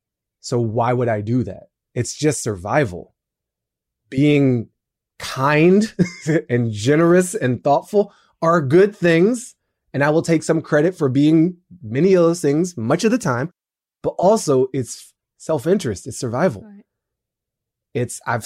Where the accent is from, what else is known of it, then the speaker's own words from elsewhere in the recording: Washington, District of Columbia, United States; I'm from DC